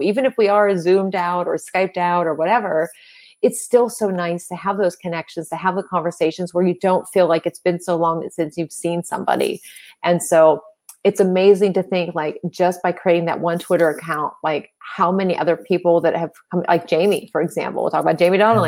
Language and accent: English; Pittsburgh, Pennsylvania, United States; I'm from Pittsburgh, Pennsylvania